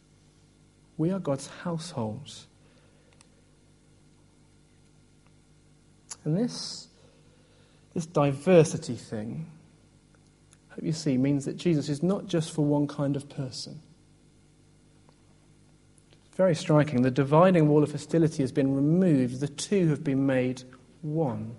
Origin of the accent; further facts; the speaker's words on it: Oxford, South East England, United Kingdom; moved away as an adult; also born or lived in Birmingham; I grew up in Oxford, went to Birmingham, and sort of got stuck there